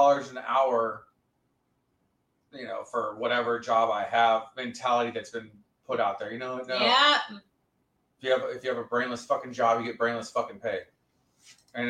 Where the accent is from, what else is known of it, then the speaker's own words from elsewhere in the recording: Texas, United States; I am a Texan.